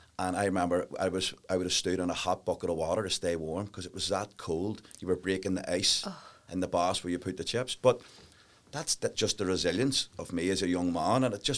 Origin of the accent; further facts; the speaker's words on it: Northern Ireland, United Kingdom; And, of course, we grew up in the Troubles, like everybody.